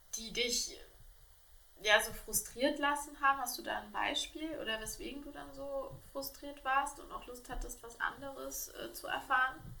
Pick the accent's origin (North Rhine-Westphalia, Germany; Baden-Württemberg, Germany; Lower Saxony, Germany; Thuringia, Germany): Thuringia, Germany; meine Jugend in Thüringen